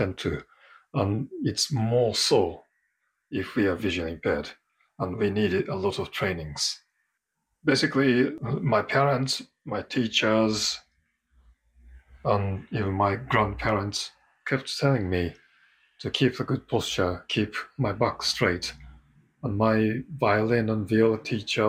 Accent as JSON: {"language": "English", "country": "Japan", "moved": "as an adult", "lives_now": "London, United Kingdom", "said": "I am from Japan originally, and I've been living in London for over 20 years now."}